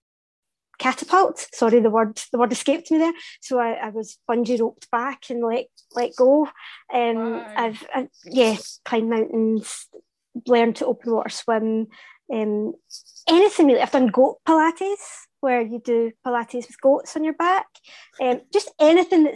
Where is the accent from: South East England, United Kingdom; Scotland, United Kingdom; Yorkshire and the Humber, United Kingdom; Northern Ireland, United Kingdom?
Scotland, United Kingdom; Glasgow; I'm Glaswegian.